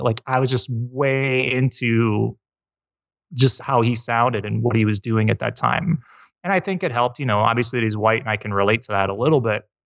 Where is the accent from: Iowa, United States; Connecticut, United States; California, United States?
Iowa, United States; I grew up in Iowa, of all places